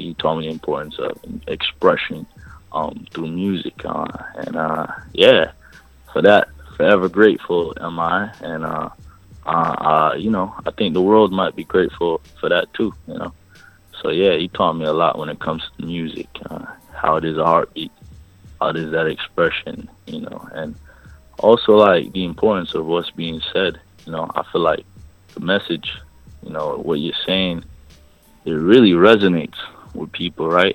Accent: New York City, New York, United States; I'm from Brooklyn, East New York. Family is all Jamaican

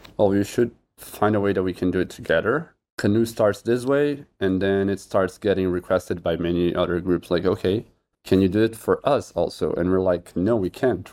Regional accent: Brazil; I'm from Brazil.

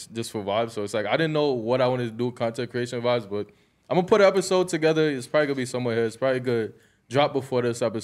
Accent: New York City, New York, United States; I'm from Brooklyn too

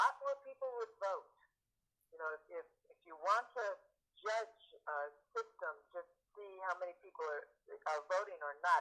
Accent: Michigan, United States; moved away as an adult; also born or lived in Massachusetts; now in Oakland, United States; I grew up in Michigan and then I lived in Massachusetts for a while and I've been now in California but since 1979

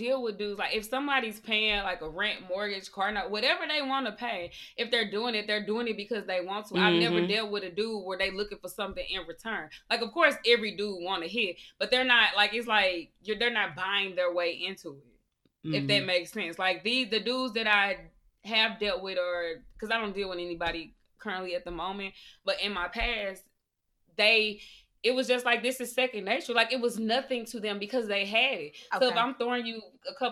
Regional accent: St. Louis, Missouri, United States; we are from St. Louis

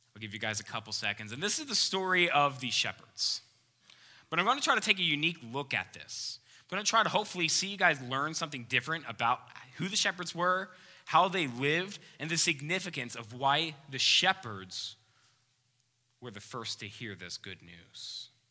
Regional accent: Philadelphia, Pennsylvania, United States; moved away; I grew up just outside of Philadelphia, Pennsylvania. That's where I'm from.

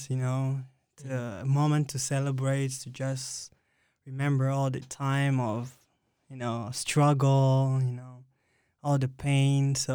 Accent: Republic of the Congo; Republic, Republic, of, of Congo. Congo.

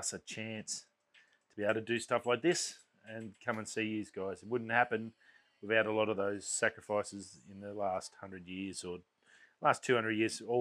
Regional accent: Australia; It's a lot of gratitude on my behalf of being Australian in this lucky country

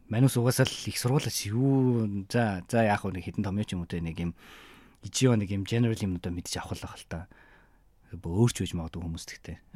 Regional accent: Mongolia; moved away as an adult; now in Japan; би Монгол юм

